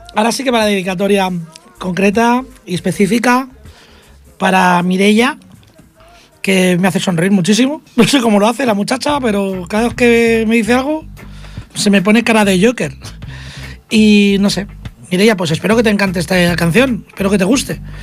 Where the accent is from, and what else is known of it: Catalonia, Spain